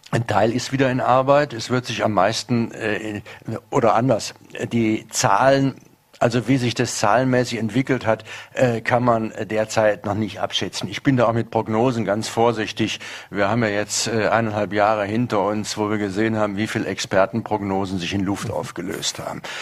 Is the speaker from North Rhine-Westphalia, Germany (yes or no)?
yes; North Rhine-Westphalia, Germany; Ich komme aus der Nähe des Ruhrgebietes, wo es einen großen Strukturwandel gegeben hat, der bis heute gerade noch nicht ganz überwunden ist.